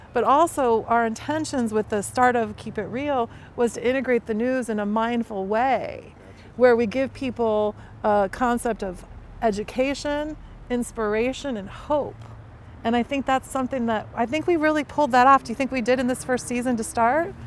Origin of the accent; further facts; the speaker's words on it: Chicago, Illinois, United States; I'm from Chicago